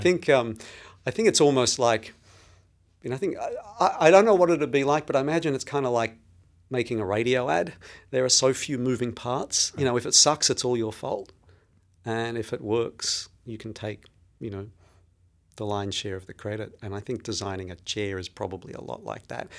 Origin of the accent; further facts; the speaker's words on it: Melbourne, Victoria, Australia; now in New York City, United States; I was born and raised in, uh, Melbourne, in Australia